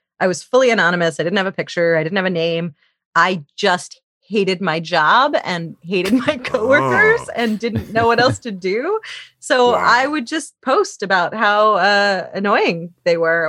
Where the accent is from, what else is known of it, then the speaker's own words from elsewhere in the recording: central Pennsylvania, United States; I grew up in central Pennsylvania in in a battleground state